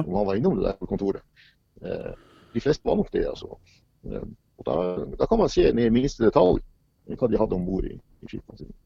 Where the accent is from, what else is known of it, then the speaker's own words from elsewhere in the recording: Sortland, Nordland, Norway; fra den bygda i Nordland som, der jeg vokste opp